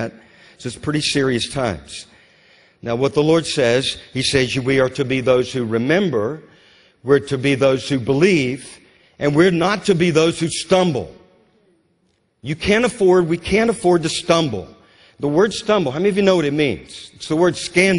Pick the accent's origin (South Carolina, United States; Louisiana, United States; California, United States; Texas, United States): Louisiana, United States; I grew up in Louisiana